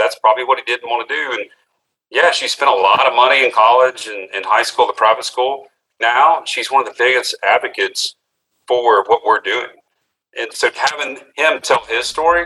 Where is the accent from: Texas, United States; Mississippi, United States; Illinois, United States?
Mississippi, United States; here in my hometown, Mississippi